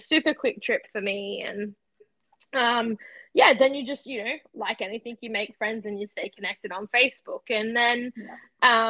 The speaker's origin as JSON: {"language": "English", "country": "Australia", "said": "I'm from Australia."}